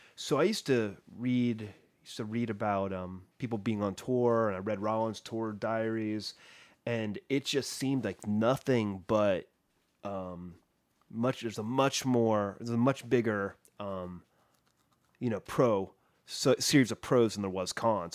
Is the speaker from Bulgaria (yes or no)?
no; Columbus, Ohio, United States; moved away; My hometown, Columbus, Ohio